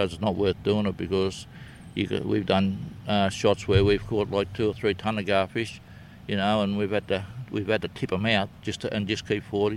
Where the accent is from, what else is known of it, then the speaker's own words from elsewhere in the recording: Batemans Bay, New South Wales, Australia; I was born in Bateman's Bay, 12 km from where I live right now, so I'd have to be a local, and I've done nothing but fish all my life